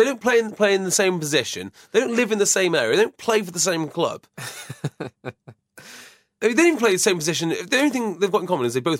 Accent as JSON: {"language": "English", "town": "Llandudno", "region": "Wales", "country": "United Kingdom", "tie": "born or raised there", "said": "Last arrested in my hometown of Llandudno."}